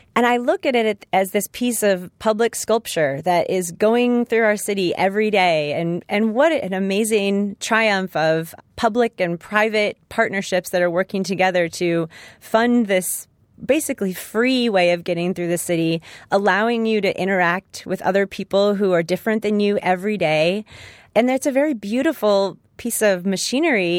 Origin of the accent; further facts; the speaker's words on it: Los Angeles, California, United States; my hometown